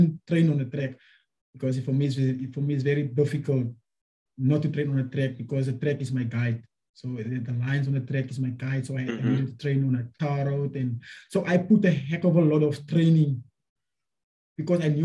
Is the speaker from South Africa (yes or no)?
yes; South Africa; a South African athlete or a South African representative, because that's what I am